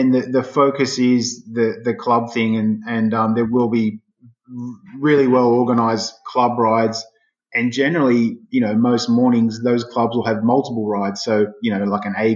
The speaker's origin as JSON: {"language": "English", "town": "Sydney", "region": "New South Wales", "country": "Australia", "tie": "born or raised there", "said": "I'm a Sydney sider from I was born and raised in Sydney"}